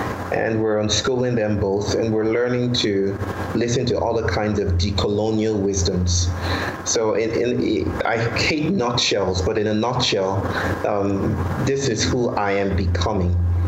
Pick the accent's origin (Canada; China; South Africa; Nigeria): Nigeria; now in India; I'm from Nigeria. I now live in India.